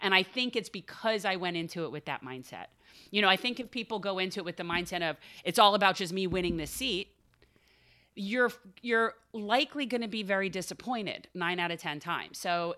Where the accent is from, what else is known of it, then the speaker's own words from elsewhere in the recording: North Miami, Florida, United States; I was born in North Miami, mm-hmm. so I'm from that area, you know, originally, and I have a lot of family in the south part of Miami, so I feel like a townie, but now I definitely prefer Broward.